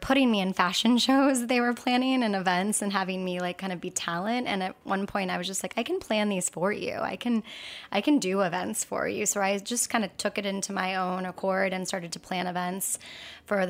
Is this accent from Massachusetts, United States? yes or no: no; Oahu, Hawaii, United States; moved away; I'm from Oahu, which is where the capital is of Honolulu